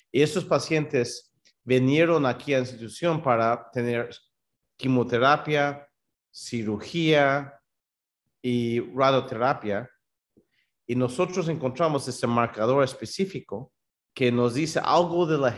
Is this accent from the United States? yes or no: yes; New York, United States; born there; Yo nací aquí en Nueva York. Mis papás, los dos son peruanos. Mi mamá es de Trujillo, y mi papá es de un pueblo pequeño que se llama Cascas, entre Cajamarca y Trujillo.